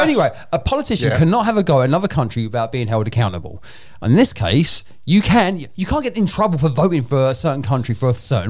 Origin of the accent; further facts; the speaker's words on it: England, United Kingdom; I'm English.